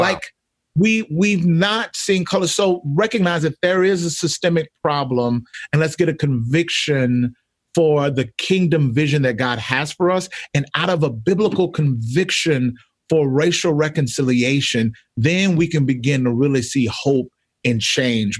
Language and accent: English; Mississippi, United States; I'm from Mississippi, grew up in the South